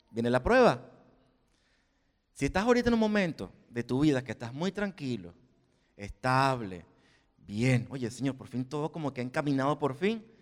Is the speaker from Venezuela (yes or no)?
yes; Venezuela; moved away as an adult; now in Spain; cuando salí de Venezuela a este país, dije, bueno, ya mi prueba fue cuando salí de Venezuela. Todos los años que pasé aquí como sin papeles, buscando trabajo, trabajando en negro, la primera tarjeta de residencia, por fin me dieron el DNI